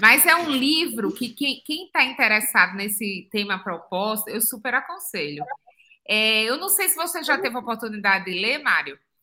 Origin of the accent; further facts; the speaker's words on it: Pernambuco, Brazil; moved away as an adult; also born or lived in São Paulo, Brazil / New Zealand / United States; sou pernambucana, nascida no interior de Pernambuco